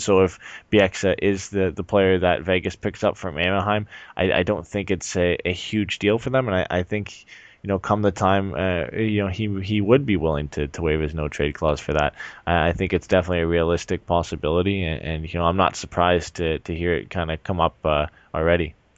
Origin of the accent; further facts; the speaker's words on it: Canada; I'm from Canada